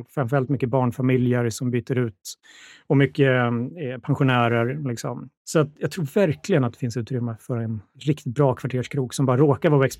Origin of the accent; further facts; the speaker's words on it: Borlänge, Dalarna County, Sweden; moved away as an adult; also born or lived in Linköping; now in Stockholm, Sweden; Ja, jag är uppvuxen i Borlänge. Jag är född i Linköping, men eh, det var länge sedan, så det var väl sex när jag flyttade.